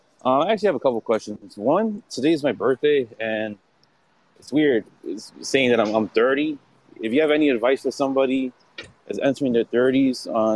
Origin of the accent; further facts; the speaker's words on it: New York, United States; I'm a New Yorker